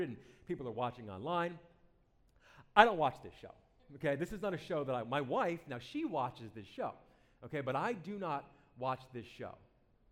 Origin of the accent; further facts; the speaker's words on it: New Jersey, United States; I'm from New Jersey